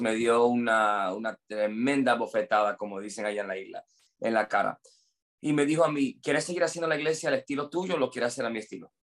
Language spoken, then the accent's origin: Spanish; United States; Spanish is a second language; moved away; yo soy gringo, entonces mi español es un poquito malo.